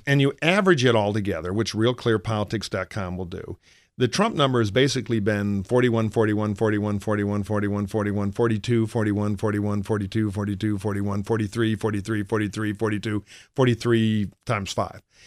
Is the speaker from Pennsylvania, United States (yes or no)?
no; Michigan, United States; now in California, United States; I worked for John Engler in my home state of Michigan